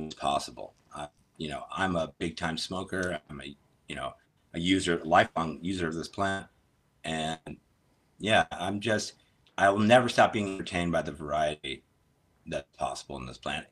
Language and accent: English; St. Louis, Missouri, United States; originally I'm from the Midwest, St. Louis